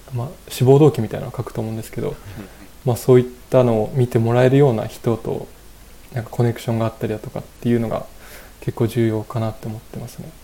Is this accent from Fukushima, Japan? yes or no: yes; Okuma, Fukushima, Japan; also born or lived in Iwaki, Japan; 自分自身福島県出身なんですけど